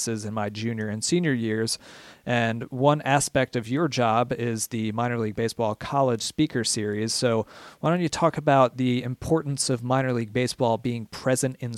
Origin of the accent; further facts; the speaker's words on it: Philadelphia, Pennsylvania, United States; moved away as an adult; I'm from Philadelphia originally